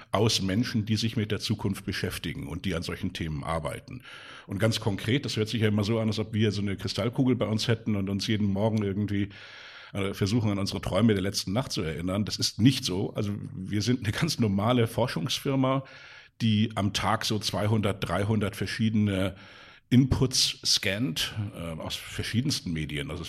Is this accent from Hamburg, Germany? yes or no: yes; Hamburg, Germany; Ich bin hier in Hamburg aufgewachsen ähm, mit äh, zwei weiteren Brüdern